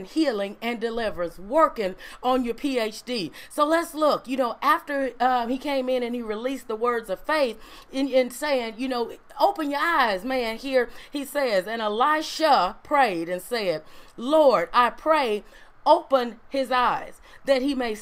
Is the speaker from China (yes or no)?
no; Ruleville, Mississippi, United States; I was born in Ruleville Community Hospital